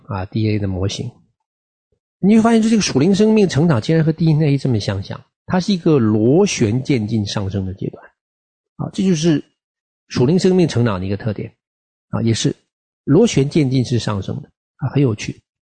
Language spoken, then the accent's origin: Chinese; China; moved away; 我们这个特别从大陆出来的群体